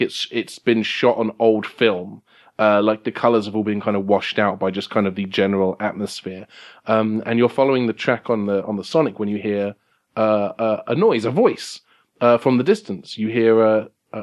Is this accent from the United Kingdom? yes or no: yes; England, United Kingdom; I'm English